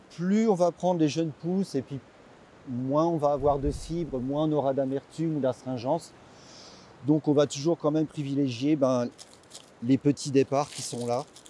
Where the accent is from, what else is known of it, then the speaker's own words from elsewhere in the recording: Lorraine, Grand Est, France; moved away as an adult; now in Valliguières, France; je viens de Lorraine, mais euh, je suis installé depuis une quinzaine d'années dans le sud de la France. J'habite à Valiguière maintenant.